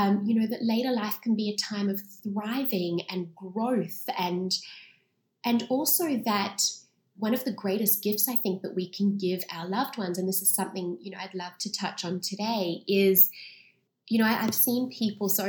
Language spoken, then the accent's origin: English; Sydney, New South Wales, Australia; I was born and raised in Sydney